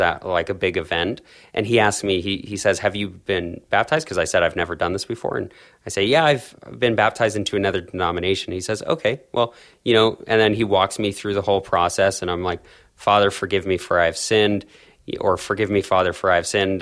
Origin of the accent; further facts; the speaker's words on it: Calgary, Alberta, Canada; I was born and raised in South Calgary in, in Canada